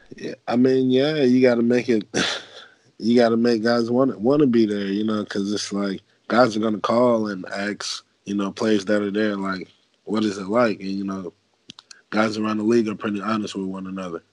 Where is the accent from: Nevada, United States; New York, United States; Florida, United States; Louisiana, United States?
Florida, United States; Fort Long Beach; my football camp coming uh, up in my hometown in uh, Fort Long Beach, Florida